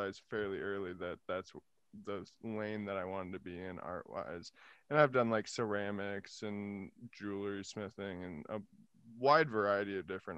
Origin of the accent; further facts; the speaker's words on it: Appleton, Wisconsin, United States; moved away; also born or lived in Arizona; born in Arizona, but didn't live there. I think only lived there for like 3 years. Most of my life lived in Appleton, Wisconsin.